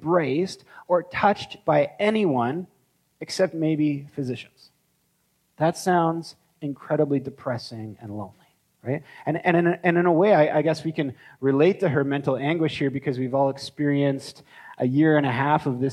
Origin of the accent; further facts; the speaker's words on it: Canada; as Canadian Christians